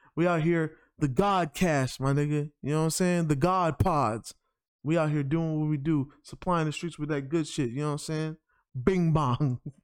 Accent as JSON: {"language": "English", "region": "New York", "country": "United States", "said": "I'm from New York"}